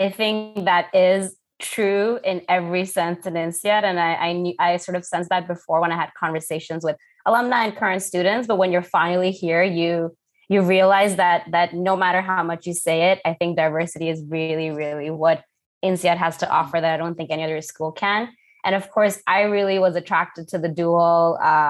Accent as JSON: {"language": "English", "country": "Thailand", "tie": "born or raised there", "also_born_or_lived": "Canada", "moved": "as an adult", "said": "I'm originally Indian, but born and raised in Thailand, then was working in Canada for the past 11 years."}